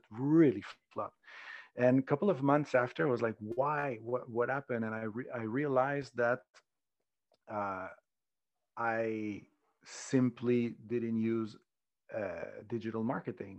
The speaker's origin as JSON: {"language": "English", "town": "Montreal", "region": "Quebec", "country": "Canada", "moved": "yes", "lives_now": "Spain", "said": "Originally, I'm from Montreal"}